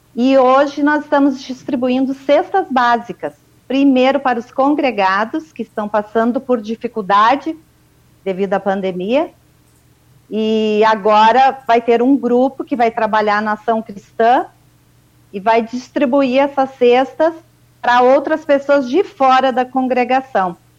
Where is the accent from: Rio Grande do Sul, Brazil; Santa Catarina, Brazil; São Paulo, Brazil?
Rio Grande do Sul, Brazil; Bom Jesus; moved away as an adult; also born or lived in Caxias do Sul; now in Campo Grande, Brazil; nasci em Bom Jesus, no Rio Grande do Sul